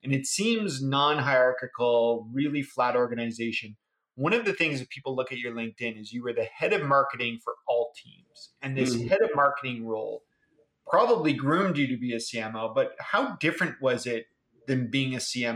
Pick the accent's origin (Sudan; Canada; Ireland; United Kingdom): Canada; I'm a Canadian too